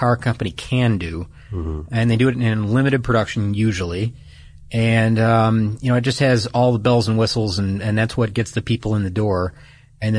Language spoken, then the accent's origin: English; Detroit, Michigan, United States; I'm from Detroit